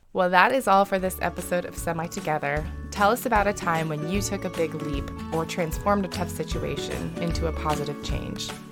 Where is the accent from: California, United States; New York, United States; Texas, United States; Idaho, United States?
California, United States; moved away as an adult; now in Mississippi, United States; I grew up in California and had never pictured myself living in Mississippi, but I met a guy from Mississippi and now I live here and I'm settled here